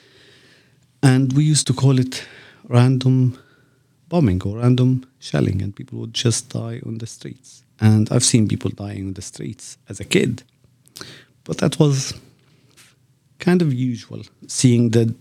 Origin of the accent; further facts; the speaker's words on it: Lebanon; moved away; I am a Palestinian. I was born in Lebanon as a refugee in the 70s.